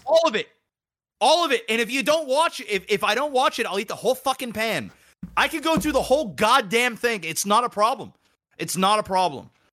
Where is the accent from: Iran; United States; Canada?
Canada; Nova Scotia; I'm fucking from Nova Scotia